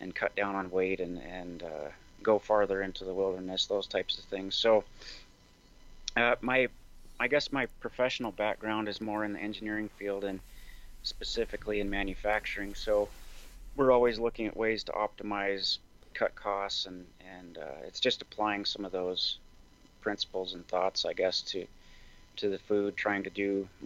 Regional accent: Montana, United States; also born or lived in Seattle; So I grew up in Montana. I'm a fifth generation Montanan

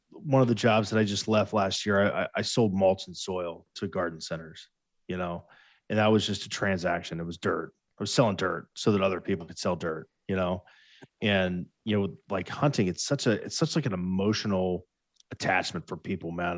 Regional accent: Ohio, United States; We're from Ohio

